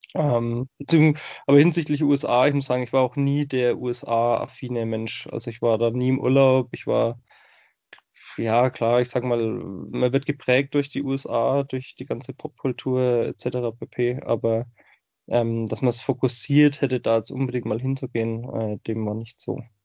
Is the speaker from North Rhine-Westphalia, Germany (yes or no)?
no; Bamberg, Bavaria, Germany; accent: Franconian; moved away as an adult; also born or lived in Breitengüßbach / United States; ich bin geboren im wunderschönen fränkischen Bamberg. Das werden jetzt einige Hörer von euch natürlich auch schon am Dialekt erkannt haben